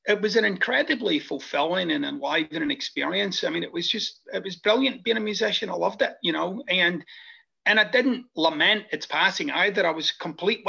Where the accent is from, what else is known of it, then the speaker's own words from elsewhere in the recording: Scotland, United Kingdom; moved away as an adult; now in United States; I'm originally from Scotland, and I came to the United States about 25 years ago.